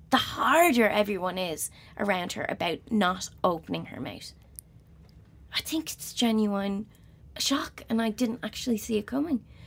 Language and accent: English; Dublin, Leinster, Ireland; I'm from Crumlin, t-, tiny little house in Crumlin.